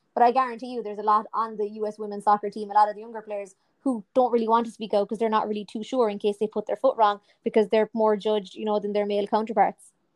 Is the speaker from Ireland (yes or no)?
yes; Ireland; from a purely Irish point of view